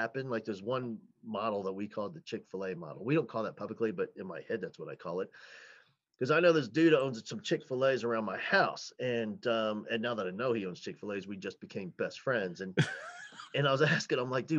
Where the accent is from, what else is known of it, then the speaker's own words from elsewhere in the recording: New Jersey, United States; I grew up in New Jersey